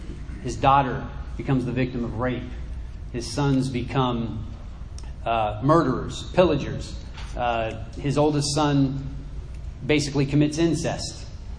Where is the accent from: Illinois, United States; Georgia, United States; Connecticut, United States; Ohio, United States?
Ohio, United States; moved away as an adult; now in Virginia, United States; I was born in Ohio, and I had a decent childhood growing up.